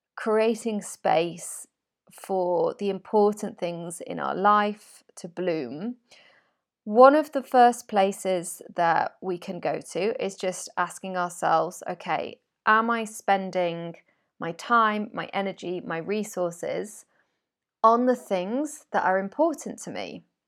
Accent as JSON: {"language": "English", "country": "United Kingdom", "moved": "as an adult", "lives_now": "Spain", "said": "I'm British"}